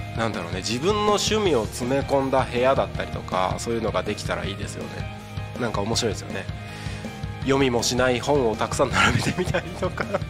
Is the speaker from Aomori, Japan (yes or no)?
yes; Takko, Aomori, Japan; moved away as an adult; now in Tako, Japan; 僕の出身が青森県田子町って超山奥の超田舎なわけで人口も3000人ぐらいしかいない超ど田舎なわけでそういうところで生まれ育ってる